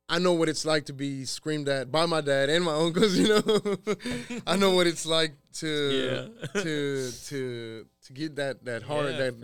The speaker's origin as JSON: {"language": "English", "town": "Waco", "region": "Texas", "country": "United States", "tie": "born or raised there", "also_born_or_lived": "San Luis Potosí, Mexico", "said": "So I grew up here in Waco, man. Okay, I grew up here in Waco. I grew up actually where we're at. This is where I grew up. I grew up here on 10th Street, 10th and Dutton."}